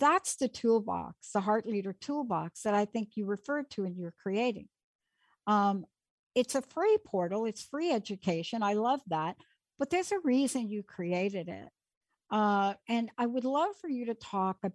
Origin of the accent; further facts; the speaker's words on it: East Coast, United States; I'm from the East Coast